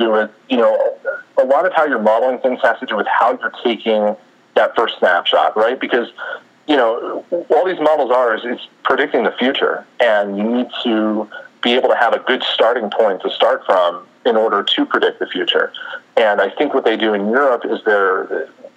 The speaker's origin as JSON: {"language": "English", "region": "New Jersey", "country": "United States", "tie": "born or raised there", "moved": "as an adult", "lives_now": "Houston, United States", "said": "growing up in Jersey, I grew up as a Phillies fan"}